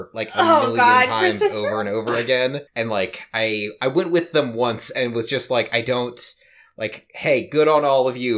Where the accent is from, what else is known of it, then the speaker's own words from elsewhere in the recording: St. Helens, Oregon, United States; So I grew up in St. Helens, Oregon